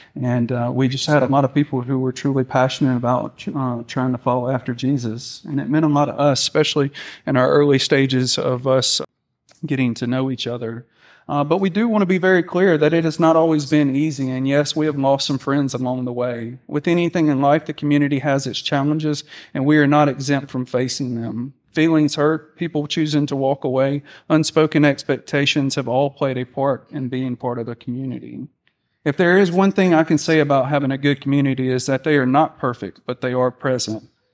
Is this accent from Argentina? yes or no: no; Alabama, United States; now in Mississippi, United States; I was raised in Alabama, um, by my two wonderful parents